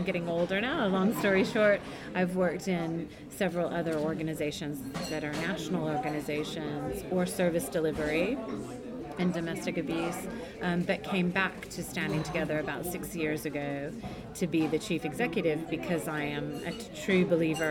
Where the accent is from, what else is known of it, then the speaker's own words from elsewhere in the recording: United States; moved away as an adult; now in London, United Kingdom; you can tell from my accent, I'm from the US